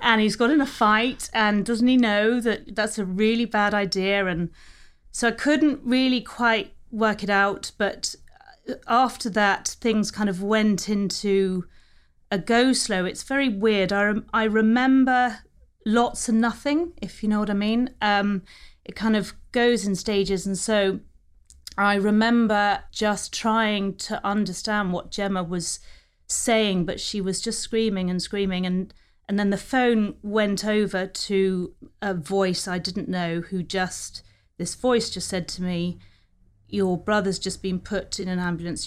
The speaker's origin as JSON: {"language": "English", "area": "New Forest", "region": "South East England", "country": "United Kingdom", "tie": "born or raised there", "also_born_or_lived": "London", "said": "we were all brought up together in the New Forest. had a very happy childhood down there."}